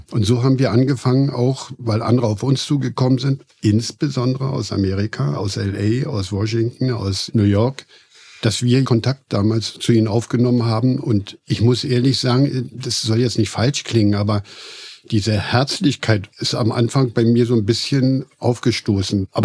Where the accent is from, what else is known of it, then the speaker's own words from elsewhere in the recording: East Germany, Germany; Ich bin im Osten aufgewachsen und da gab es nur die deutsch-sowjetische Freundschaft, hieß ja. es früher.